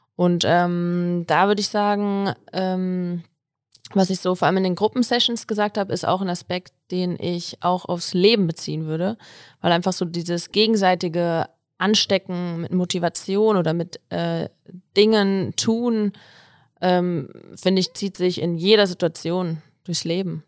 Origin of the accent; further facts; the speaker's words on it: Kassel, Hesse, Germany; moved away as an adult; now in Innsbruck, Austria; komme eigentlich ursprünglich aus Kassel